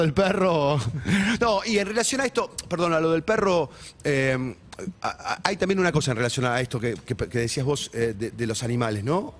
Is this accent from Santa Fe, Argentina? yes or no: no; Ciudadela, Buenos Aires Province, Argentina; also born or lived in Ramos Mejía; Yo soy de Ramos Mejía, pero hice primaria y secundaria en Ciudadela, entonces los arrabales del del, del fuerte, los conozco bien de chico